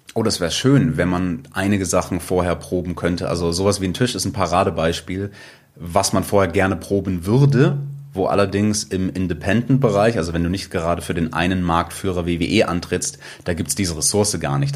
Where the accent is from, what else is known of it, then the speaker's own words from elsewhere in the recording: Munich, Bavaria, Germany; ich bin in München geboren